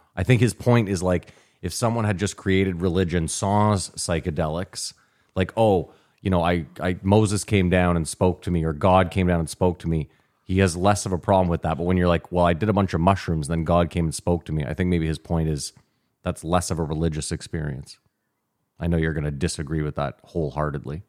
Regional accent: Canada; We're Canadian.

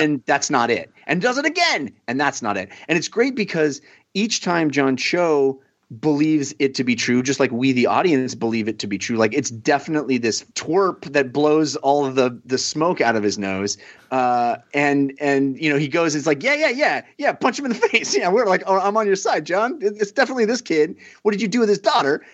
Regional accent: Bay Area, California, United States; the stations I grew up watching in the Bay Area

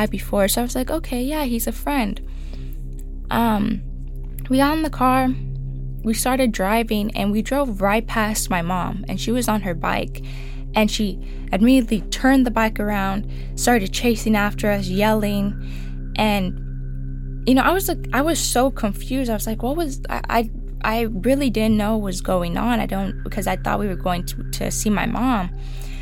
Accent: Oxnard, California, United States; I was born in Oxnard, California. I do attend a community college out here

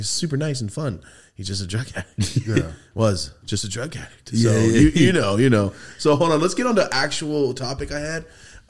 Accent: Merced, California, United States; I'm from Merced up north. It's ghetto as fuck too.

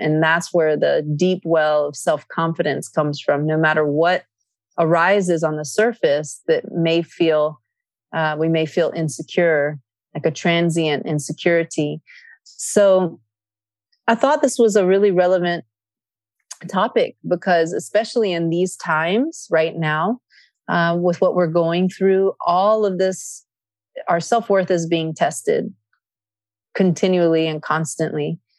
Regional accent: Athens, Attica, Greece; English is a second language; I grew up in Greece. I was born in Athens, Greece

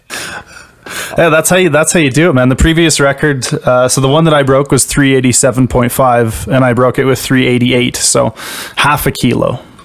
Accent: Canada; I'm a Canadian powerlifter

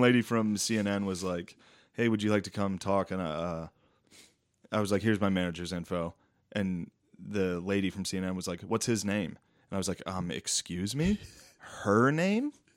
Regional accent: Mechanicsburg, Pennsylvania, United States; from Mechanicsburg

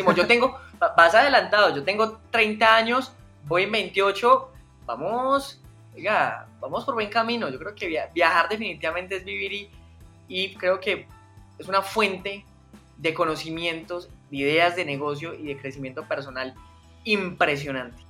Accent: Medellín, Antioquia, Colombia; yo soy paisa, soy de, Medellín, 100% colombiano. Eh, llevo viviendo toda mi vida en Medellín.

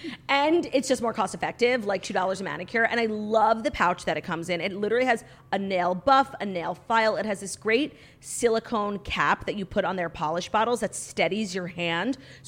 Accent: United States; I'm American.

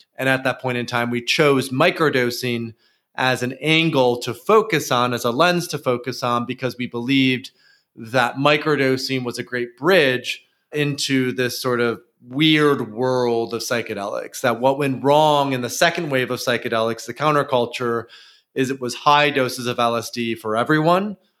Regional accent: near Grand Rapids, West Michigan, United States; West Michigan, and particularly Grand Rapids, which is close to where I grew up

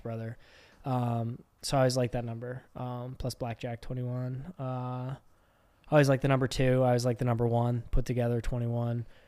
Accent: Pittsburgh, Pennsylvania, United States; accent: Pittsburgh; We're all from Pittsburgh

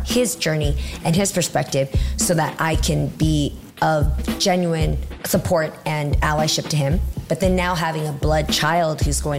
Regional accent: United States; As an American

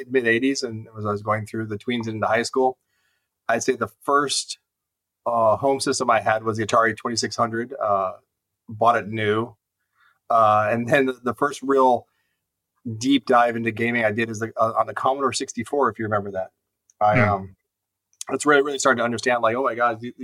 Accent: Cleveland, Ohio, United States; moved away; I'm from Cleveland originally, so I'm a big fan of all the Cleveland sports teams

